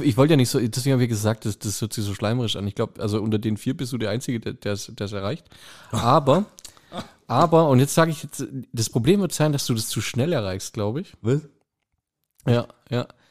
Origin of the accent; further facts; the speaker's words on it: Germany; Ich bin gebürtiger Kreuzheimer. Das Ding ist 10 Kilometer daneben.